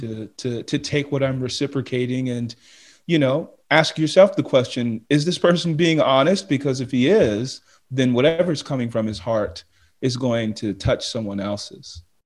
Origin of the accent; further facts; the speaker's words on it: United States; being an American